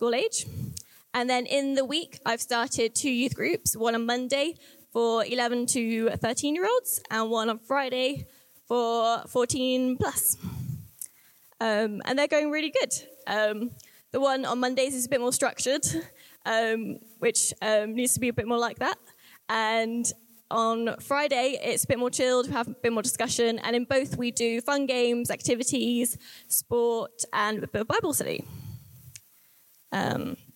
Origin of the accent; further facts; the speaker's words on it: the Southwest, South West England, United Kingdom; moved away as an adult; We're from the Southwest, and we didn't know where we were going to live